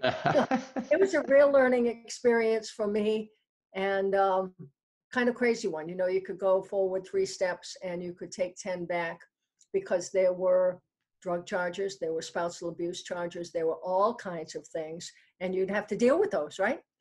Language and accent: English; New York City, New York, United States; moved away; also born or lived in New Hampshire; I was uh, born in New York City, and my parents are from Brooklyn in the Bronx